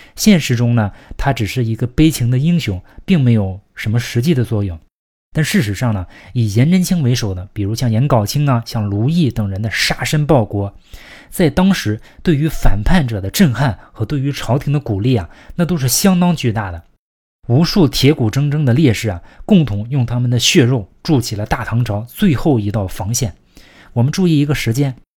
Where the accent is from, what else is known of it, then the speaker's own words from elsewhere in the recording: China; 我们中国人